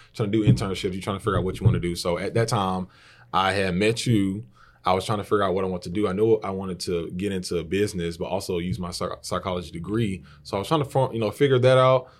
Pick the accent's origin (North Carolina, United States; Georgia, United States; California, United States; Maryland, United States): Georgia, United States; LaGrange; I'm originally from LaGrange, born and raised. I've been here my whole life.